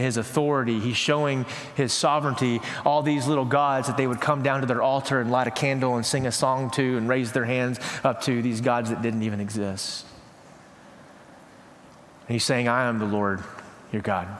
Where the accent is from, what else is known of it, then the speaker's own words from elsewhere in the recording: East Texas, United States; growing up in East Texas, going out to my mama and papa's house